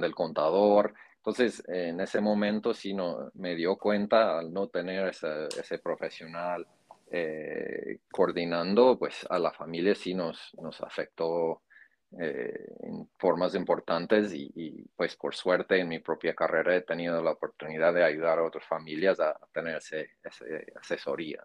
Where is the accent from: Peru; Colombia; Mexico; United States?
United States; Iowa; Spanish is a second language; now in Miami, United States; migrante de, un estado en el centro de Estados Unidos que se conoce como Iowa.